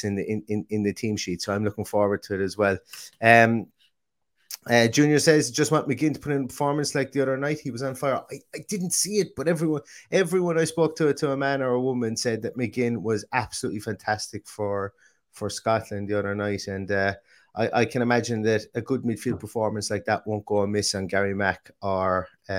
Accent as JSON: {"language": "English", "town": "Limerick", "region": "Munster", "country": "Ireland", "tie": "born or raised there", "moved": "yes"}